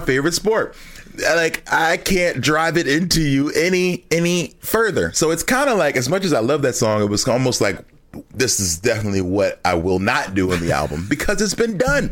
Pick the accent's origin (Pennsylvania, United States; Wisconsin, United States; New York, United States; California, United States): Pennsylvania, United States; Philadelphia; I'm from Philadelphia